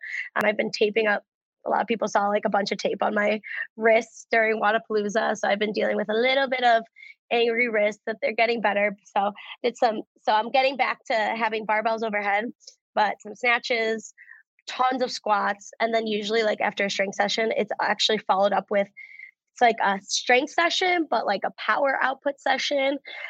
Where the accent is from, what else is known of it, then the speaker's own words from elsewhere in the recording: Cleveland, Ohio, United States; I'm from Cleveland, Ohio. Originally okay, so Cleveland, Ohio. So I'm born and raised here.